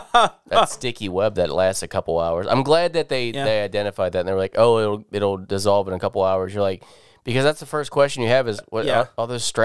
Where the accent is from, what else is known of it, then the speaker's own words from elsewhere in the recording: United States; I'm American